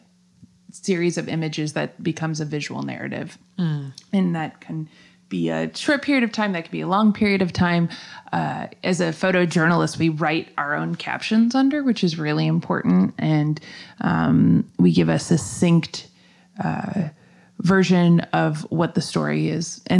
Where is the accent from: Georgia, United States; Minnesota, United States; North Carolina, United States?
Minnesota, United States; Minneapolis; also born or lived in Chicago; now in St. Petersburg, United States; I was born in Chicago, and I grew up in Minneapolis